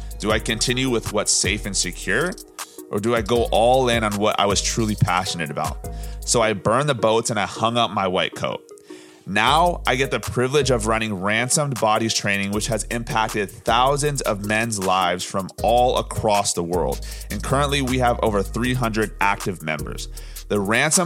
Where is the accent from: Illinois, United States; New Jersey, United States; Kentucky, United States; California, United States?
California, United States; Orange County; I'm from Orange County, California, born and raised